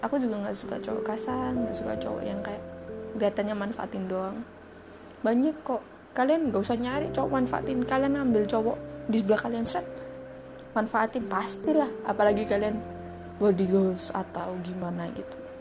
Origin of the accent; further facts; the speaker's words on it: Surabaya, East Java, Indonesia; accent: medok; aku asli, gak asli sih, aku asalnya Su-, asalnya Surabaya.